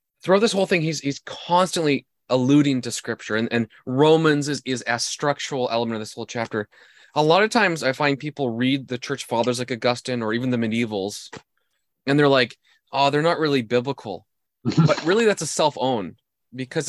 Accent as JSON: {"language": "English", "country": "Canada", "said": "I'm Canadian"}